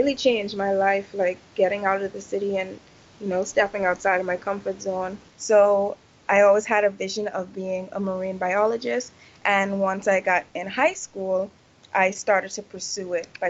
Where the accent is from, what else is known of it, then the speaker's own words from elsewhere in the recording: Nassau, New Providence, Bahamas; moved away as an adult; also born or lived in Eleuthera / Lee Stocking Island; I'm from Nassau originally, but I haven't lived there for the last 7 years